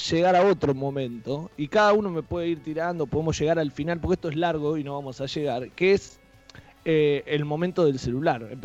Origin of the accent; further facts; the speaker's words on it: Saladillo, Buenos Aires Province, Argentina; En mi caso, por ejemplo, como hablamos que soy de Saladillo, eh, me pasaba cuando me iba de vacaciones a la costa